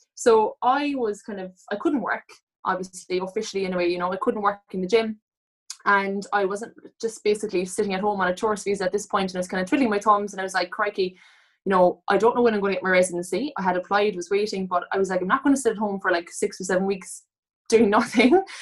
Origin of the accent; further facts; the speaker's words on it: Cork, Munster, Ireland; I'm from Cork